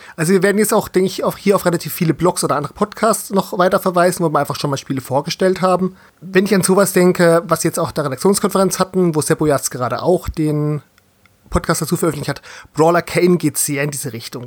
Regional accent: Southern Germany, Germany; als gebürtiger Süddeutscher

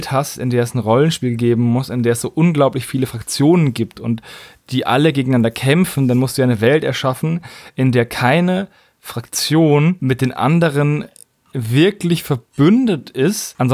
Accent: Würzburg, Bavaria, Germany; von einem Typen aus meiner Heimatstadt, aus Würzburg gemacht wurde.

